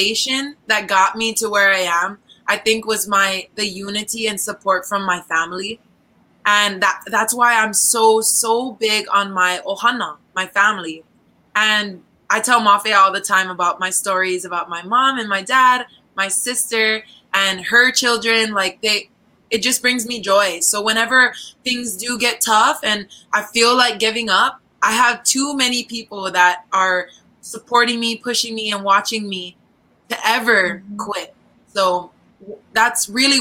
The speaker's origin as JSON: {"language": "English", "area": "Oahu", "region": "Hawaii", "country": "United States", "moved": "as an adult", "lives_now": "Philippines", "said": "I'm from the island of Oahu in the islands of Hawaii."}